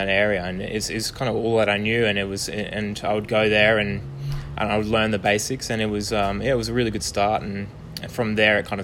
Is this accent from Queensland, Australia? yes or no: yes; Brisbane, Queensland, Australia; moved away as an adult; also born or lived in United Kingdom; now in Melbourne, Australia; I'm from Brisbane originally.